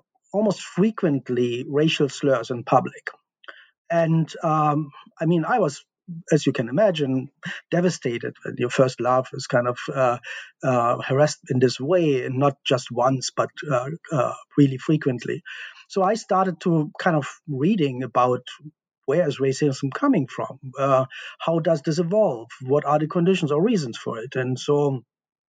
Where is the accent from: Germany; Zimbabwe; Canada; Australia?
Germany; East Germany; I grew up in East Germany behind the Iron Curtain.